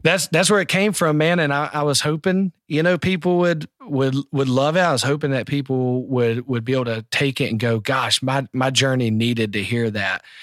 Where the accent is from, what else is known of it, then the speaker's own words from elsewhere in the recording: South Carolina, United States; I'm from South Carolina